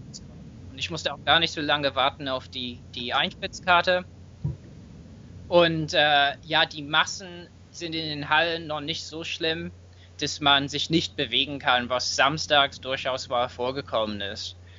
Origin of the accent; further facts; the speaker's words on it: England, United Kingdom; German is a second language; moved away; ich bin auch Engländer und entschuldige mich natürlich für meinen Akzent